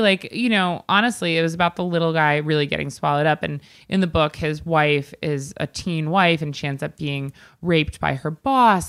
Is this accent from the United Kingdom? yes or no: no; East Coast, United States; I'm from the East Coast